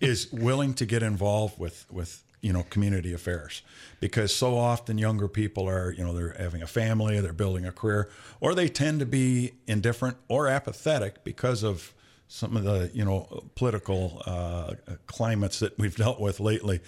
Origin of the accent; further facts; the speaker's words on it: Flint, Michigan, United States; moved away; I was from, uh, uh, the east side of Flint, Flint Kersley